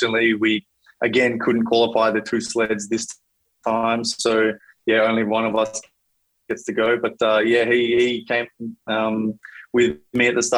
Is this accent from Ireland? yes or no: no; Australia; As an Australian